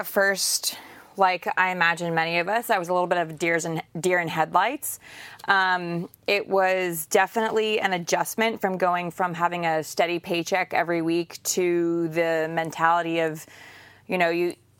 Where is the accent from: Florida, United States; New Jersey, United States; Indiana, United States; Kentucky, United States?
New Jersey, United States; I'm originally from New Jersey, so worked a lot in New York City and Dallas, of course, and all parts of Texas.